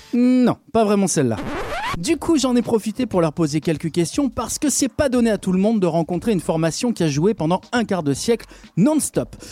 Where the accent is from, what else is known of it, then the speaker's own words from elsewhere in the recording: Lyon, Auvergne-Rhône-Alpes, France; chez nous à Lyon